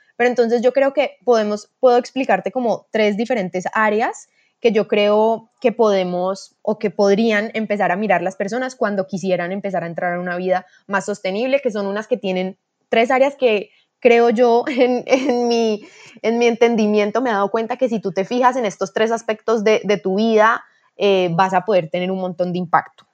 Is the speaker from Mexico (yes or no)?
no; Cali, Valle del Cauca, Colombia; soy de Cali, Colombia